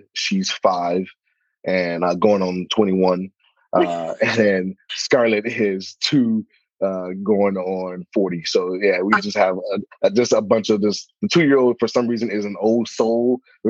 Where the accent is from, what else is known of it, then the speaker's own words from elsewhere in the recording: Miami, Florida, United States; moved away as an adult; now in Nashville, United States; I'm originally from Miami, Florida, born and raised. Didn't really know the South existed until I got to the South. My grandma grew up in Anniston, Alabama. My grandma's from Anniston, Alabama.